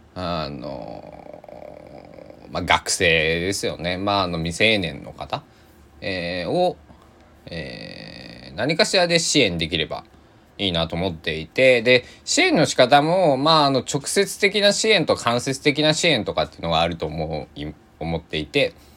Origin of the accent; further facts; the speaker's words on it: Kochi, Japan; 地域に育てられた、えー、っていうね、ことをずっと言ってるんだけれども、えー、高知県佐木市っていう、佐木市の佐木地区のね、えー、大人たちに、えー、ご飯を食べさせてもらって